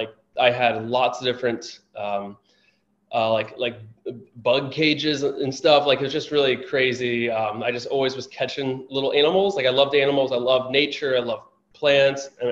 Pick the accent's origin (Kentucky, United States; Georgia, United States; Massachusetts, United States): Kentucky, United States; Florence; moved away as an adult; also born or lived in St. Louis, Missouri; now in Washington, DC, United States; I was raised in Florence, Kentucky, just south of Cincinnati, Ohio. But I was born in Eastern Kentucky